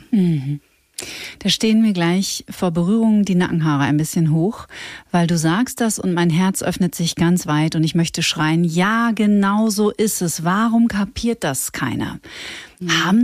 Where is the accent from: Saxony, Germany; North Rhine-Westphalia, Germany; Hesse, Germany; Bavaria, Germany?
Bavaria, Germany; Bad Reichenhall; born or raised there